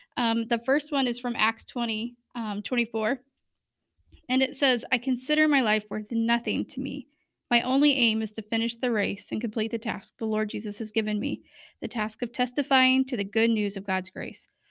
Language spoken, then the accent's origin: English; Bremen, United States; I grew up in Bremen